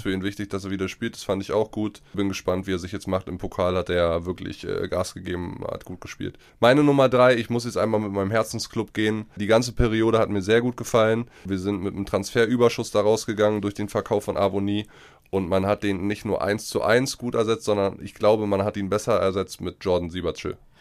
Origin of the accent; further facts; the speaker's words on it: Germany; wir Deutschen